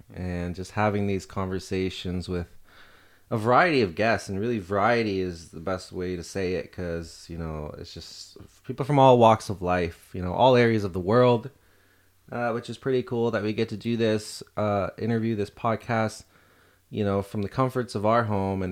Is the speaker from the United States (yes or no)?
no; Canada; growing up in Canada